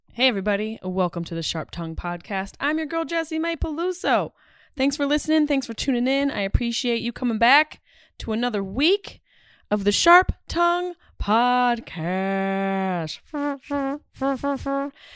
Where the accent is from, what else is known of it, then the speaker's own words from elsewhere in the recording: Syracuse, New York, United States; moved away; my hometown